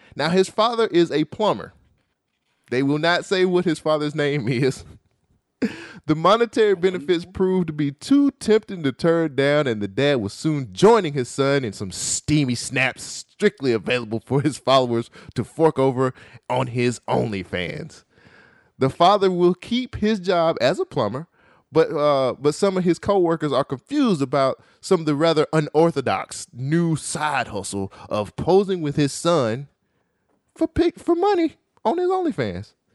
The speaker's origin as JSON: {"language": "English", "country": "United States", "said": "I'm American"}